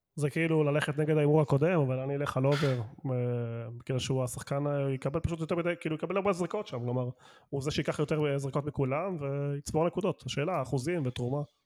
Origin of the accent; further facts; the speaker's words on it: Argentina; now in Israel; אני ארגנטינאי